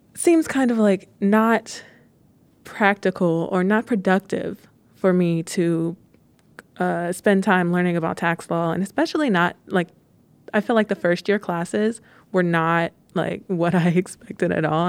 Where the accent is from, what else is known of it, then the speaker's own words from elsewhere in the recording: Pittsburgh, Pennsylvania, United States; I am from Pittsburgh. The only time I ever left was to go to undergrad